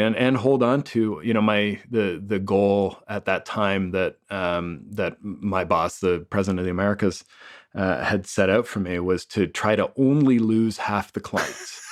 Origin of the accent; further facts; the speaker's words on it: Toronto, Ontario, Canada; moved away; born and raised in Toronto